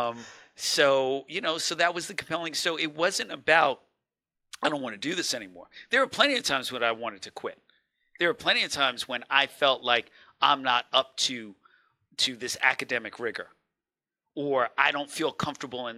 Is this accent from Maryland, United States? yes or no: no; New York City, New York, United States; I was born in East Elmhurst, New York, and making that trek into Manhattan every day